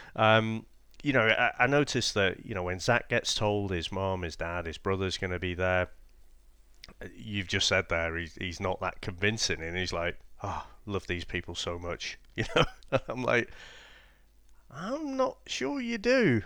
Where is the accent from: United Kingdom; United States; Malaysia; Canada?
United Kingdom; being British